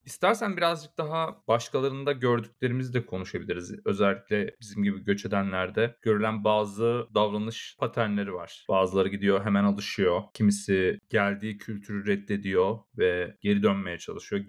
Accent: Turkey; moved away; bir Türk olarak yani Türkiye ile hem hal olan bir Türk olarak

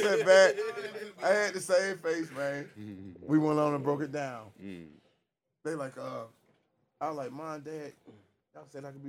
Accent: Georgia, United States; I'm from Georgia.

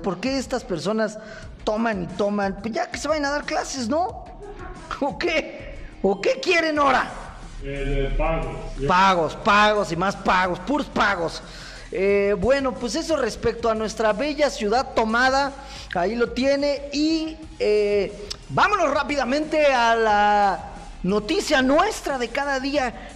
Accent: Mexico

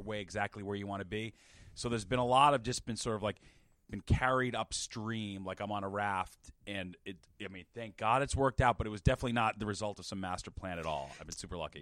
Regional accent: Dayton, Massachusetts, United States; moved away as an adult; also born or lived in Bangor, Maine / Springfield, Massachusetts / Boston; now in New York, United States; I'm from Dayton, Mass, which is a tiny town southeast, like fifteen minutes from Providence.

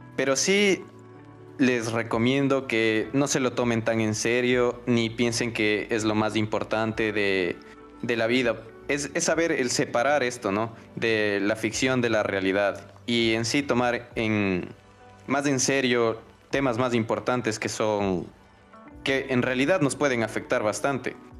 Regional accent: Ecuador; tenemos como, cultura ecuatoriana

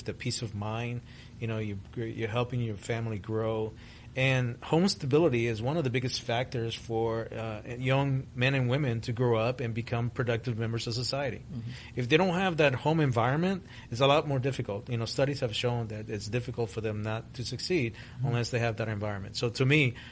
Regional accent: Miami, Florida, United States; English is a second language; also born or lived in Guatemala; I was born in Central America, in Guatemala, was raised in Miami, Florida. When I arrived in the States in 1975, I had no English

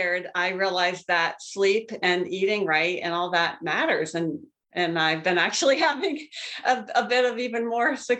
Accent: Pennsylvania, United States; moved away as an adult; also born or lived in Columbus, Ohio / Cincinnati, Ohio; now in Michigan, United States; I grew up in Pennsylvania. So I currently live in Michigan, but grew up in Pennsylvania

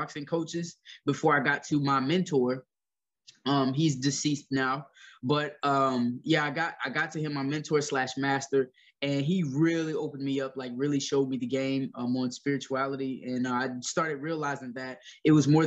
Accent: Ocala, Florida, United States; also born or lived in Gainesville, Florida; I was born in Gainesville, Florida at Chance Hospital. I grew up mostly in Ocala, Florida, which isn't too far away from Gainesville

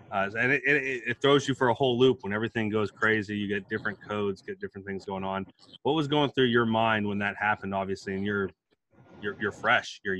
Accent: Alabama, United States; also born or lived in Camp Pendleton, California; as I said … I'm from Alabama.

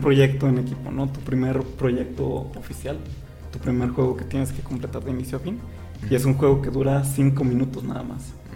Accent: Mexico; Pedro y yo somos los mexicanos del equipo

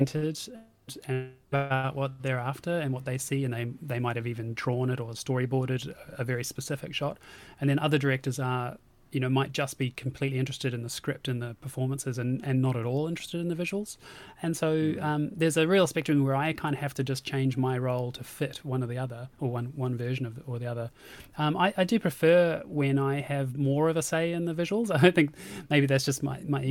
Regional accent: Auckland, New Zealand; moved away as an adult; now in United Kingdom; I'm from New Zealand and up in Auckland and moved over to the UK in 2007

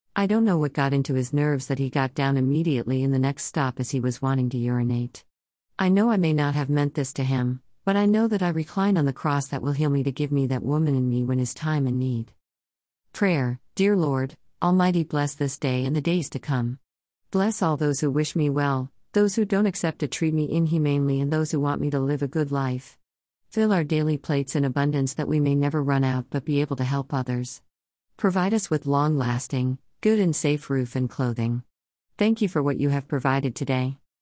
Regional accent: Chennai, Tamil Nadu, India; also born or lived in Madurai; I grew up in Chennai

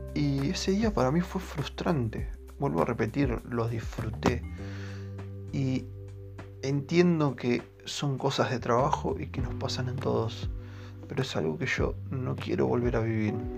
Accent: Quilmes, Buenos Aires Province, Argentina; yo soy de Quilmes

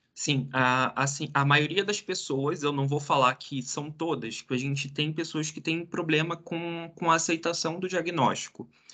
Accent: Rio de Janeiro, Brazil; moved away as an adult; now in Curitiba, Brazil; lá do Rio de Janeiro, que era de onde eu nasci, tive minha vida inteira, daí eu vim aqui para Curitiba

